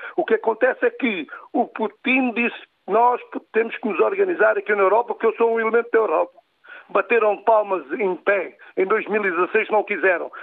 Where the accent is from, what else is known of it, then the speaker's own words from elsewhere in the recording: Portugal; eu uh, sou português